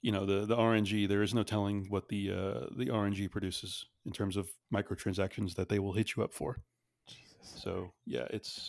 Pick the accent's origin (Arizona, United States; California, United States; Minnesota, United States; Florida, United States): Florida, United States; now in Austin, United States